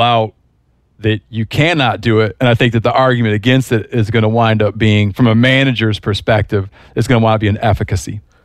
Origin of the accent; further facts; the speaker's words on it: Michigan, United States; moved away; where I grew up in Michigan